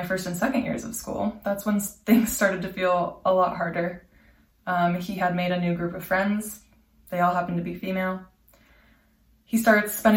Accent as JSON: {"language": "English", "town": "Anchorage", "region": "Alaska", "country": "United States", "tie": "born or raised there", "moved": "as an adult", "lives_now": "Montreal, Canada", "said": "I was living in Anchorage, my hometown"}